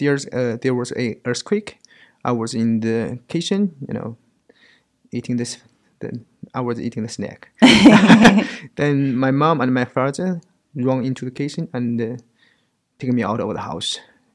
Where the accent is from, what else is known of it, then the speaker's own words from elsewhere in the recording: China; moved away as an adult; now in Auckland, New Zealand; I'm from China, but I'm living and working in New Zealand as a structural fire research engineer.